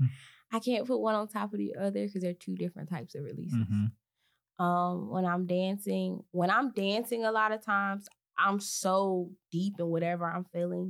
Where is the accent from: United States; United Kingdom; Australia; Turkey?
United States; Detroit, Michigan; I'm from Detroit, so I'm naturally have the edge.